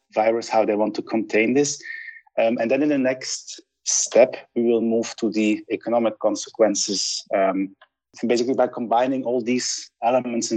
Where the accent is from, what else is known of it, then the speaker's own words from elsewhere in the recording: Sint-Truiden, Flanders, Belgium; now in Budapest, Hungary; my hometown, Sint-Truiden